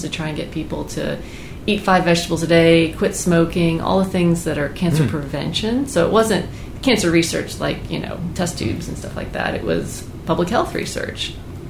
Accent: Foley, Alabama, United States; moved away as an adult; also born or lived in San Antonio, Texas; now in Raleigh, United States; I was born in Foley, Alabama. So I grew up there

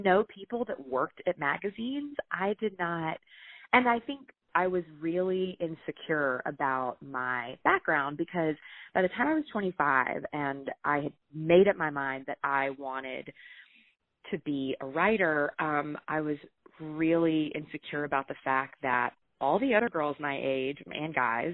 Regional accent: the South, United States; I was from the South

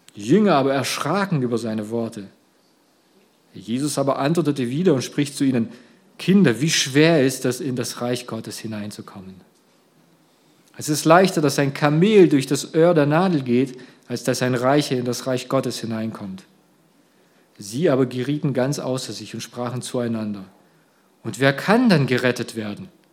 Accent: Russia; now in Germany; ursprünglich meine Kindheit habe ich in Russland verbracht

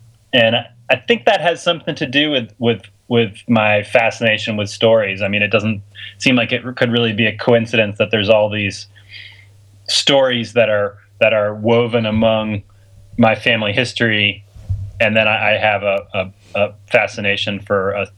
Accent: United States; now in San Francisco, United States; I'm just an American mutt.

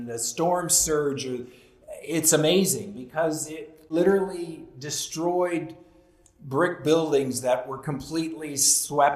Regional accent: Southern California, United States; growing up in Southern California

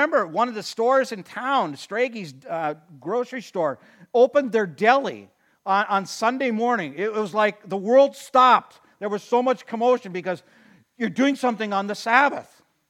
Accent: Watertown, United States; I mean, I grew up in Watertown, and I remember we had blue laws back

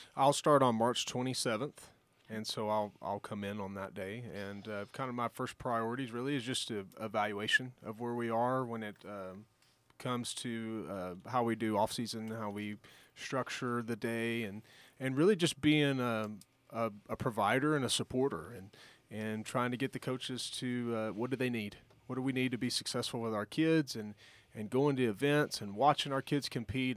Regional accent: Giddings, Texas, United States; now in Alpine, United States; growing up in Giddings, um, small town, rural community

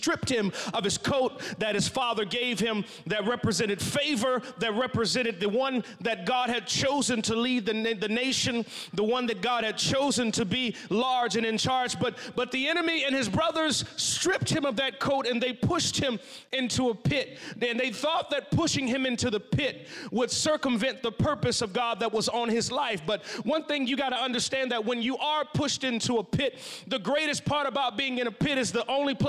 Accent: Texas, United States; as a Texan

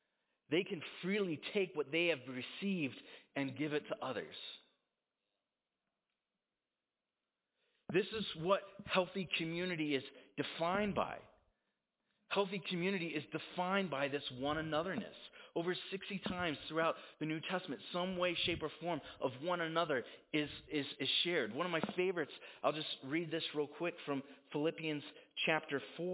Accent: United States; as an American

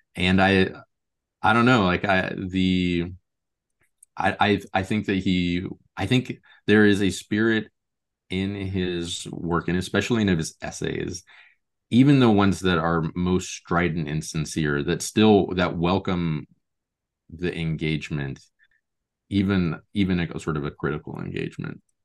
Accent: Lincoln and Omaha, Nebraska, United States; now in Portland, United States; I grew up in Lincoln and Omaha, Nebraska, but I've lived in Portland, Oregon for the last seventeen years now.

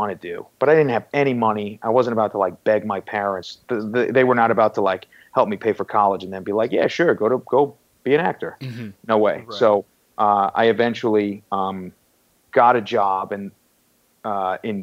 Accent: Farmingdale, New York, United States; also born or lived in Oneonta, New York; I grew up in Farmingdale, New York, eastern end of Nassau County in Long Island

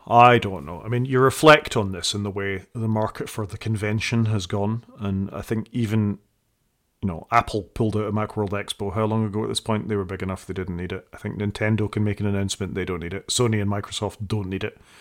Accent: United Kingdom; I'm British

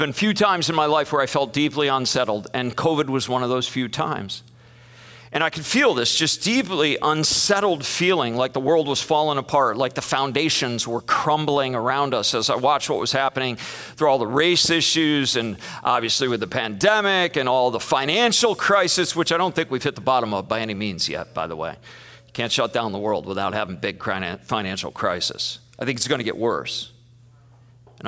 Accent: United States; it betrayed us as American Christians

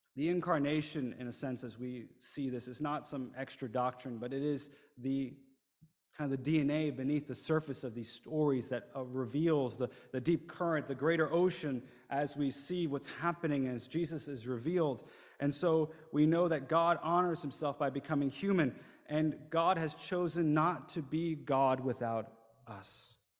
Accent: New Jersey, United States; moved away as an adult; also born or lived in Shanghai, China; I grew up in the United States, in New Jersey, not too far south of here, um, kind of in the vicinity of New York City

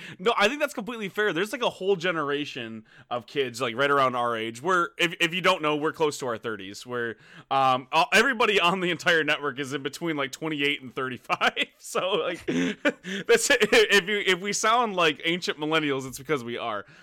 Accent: United States; I'm American

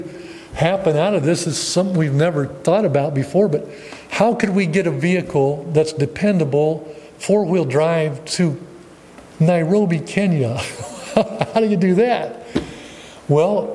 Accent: Ohio, United States; moved away as an adult; my hometown, about 5 hours down in Ohio from here

